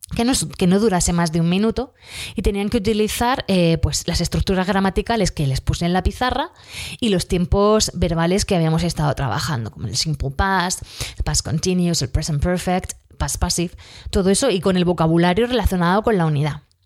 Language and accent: Spanish; Region of Murcia, Spain; accent: Murcian, southern; nosotros aquí en Murcia pues eh, no terminamos todas las palabras, nos comemos